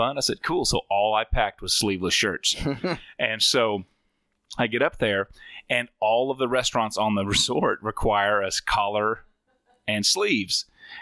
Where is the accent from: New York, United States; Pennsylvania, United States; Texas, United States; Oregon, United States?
Texas, United States; Rio Grande Valley, South; moved away; I'm originally from South Texas in the Rio Grande Valley